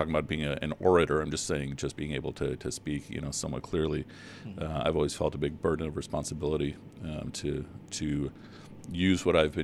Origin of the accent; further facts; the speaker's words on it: Chicago, Illinois, United States; also born or lived in Pakistan / Riverdale; I was born in Pakistan, but I've been in Chicago pretty much my whole life. When we first came to the States, we moved to Riverdale, and since that was like around 1972, 73, been in Chicago ever since